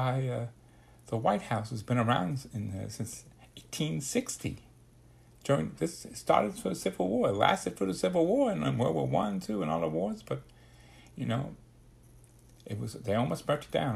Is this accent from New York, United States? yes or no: yes; New York City, New York, United States; growing up in the Bronx, we were living in my grandmother's house in the basement